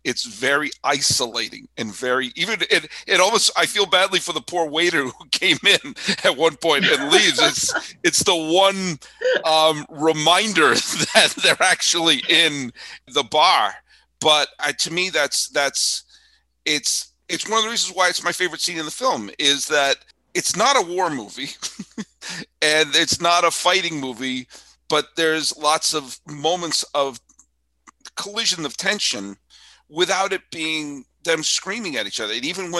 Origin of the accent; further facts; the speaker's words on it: Weston, Massachusetts, United States; Harold Russell was from Wayland, which was the next town over from where I grew up. I grew up in Weston.